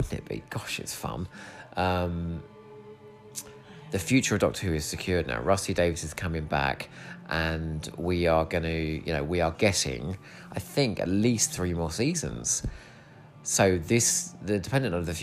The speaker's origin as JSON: {"language": "English", "town": "Eastbourne", "region": "South East England", "country": "United Kingdom", "tie": "born or raised there"}